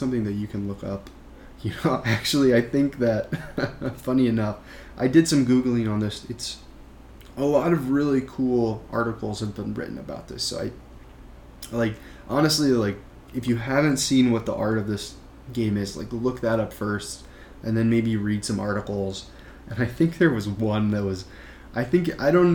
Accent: Midwest, United States; now in New York, United States; I live in New York now, but I grew up in the Midwest

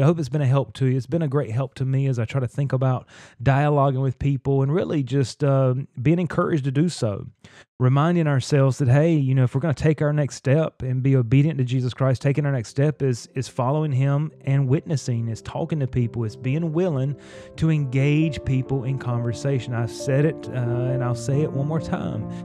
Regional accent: North Carolina, United States; I grew up in North Carolina in the Bible Belt

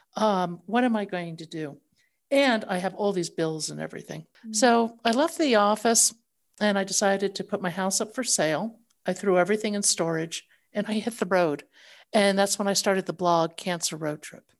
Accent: northern New Jersey, United States; I grew up in the States, uh, in northern New Jersey

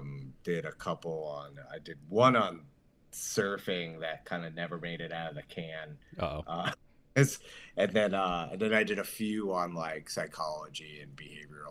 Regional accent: Long Island, New York, United States; I'm from Long Island

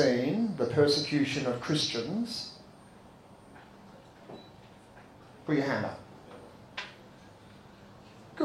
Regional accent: Australia; As young Australian Catholics

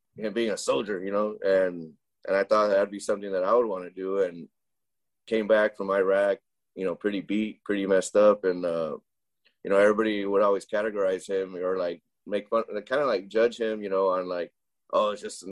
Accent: Reedley, California, United States; first language Spanish; English is a second language; also born or lived in Cutler, California; we moved from Cutler to Reedley, where the restaurant and laundromat were

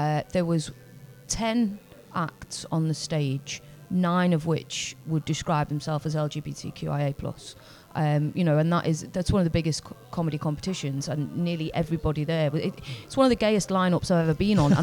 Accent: Liverpool, North West England, United Kingdom; being a working class person growing up in Liverpool

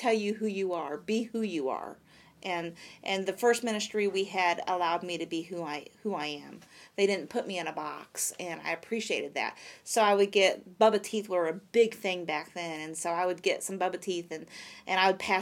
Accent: Michigan, United States; now in Vandalia, United States; my home church that I grew up in Michigan

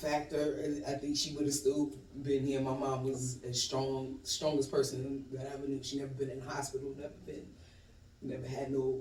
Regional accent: New York City, New York, United States; moved away as an adult; now in Atlanta, United States; I'm originally from Brooklyn, New York.

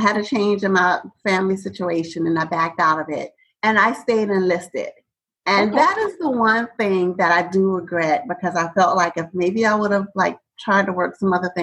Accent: New York City, New York, United States; moved away as an adult; also born or lived in Georgia; I am originally from Brooklyn, New York. Go Brooklyn. And so I've spent most of my life there, born and raised, but my family is from Savannah, Georgia

